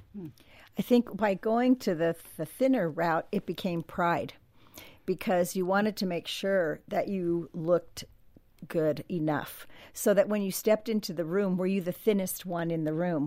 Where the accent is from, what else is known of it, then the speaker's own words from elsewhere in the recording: Southern California, United States; Growing up in Southern California